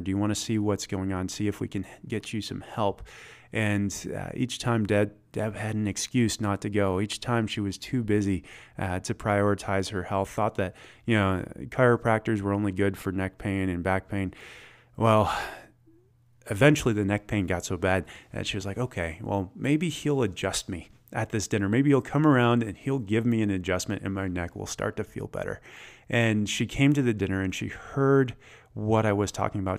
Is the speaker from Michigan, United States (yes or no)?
yes; Michigan, United States; moved away as an adult; also born or lived in Atlanta, Georgia; I grew up in Michigan, but I spent about a decade in the South